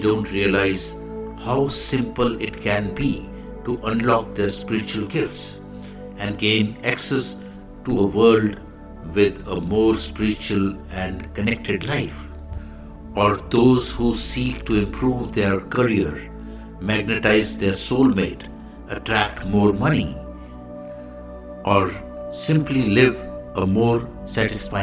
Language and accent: English; India; I am the Indian monk.